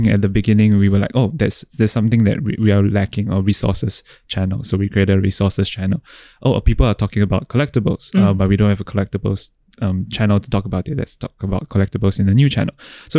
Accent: Singapore; So how do I access ETH in my home country?

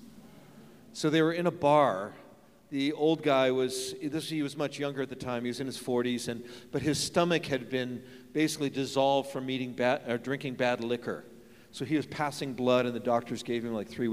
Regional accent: San Francisco, California, United States; I grew up in San Francisco

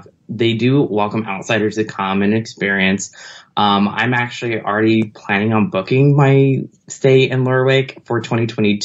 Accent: Los Angeles, California, United States; I'm originally from Los Angeles

